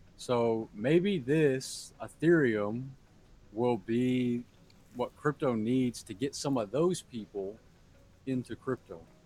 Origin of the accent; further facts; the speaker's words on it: Fort Worth, Texas, United States; Fort Worth, my hometown